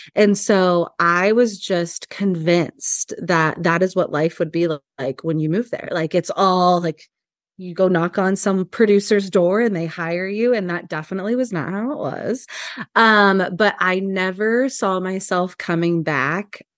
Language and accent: English; Hanover, Kansas, United States; moved away as an adult; also born or lived in Los Angeles, California; now in Lincoln, United States; I'm originally from Kansas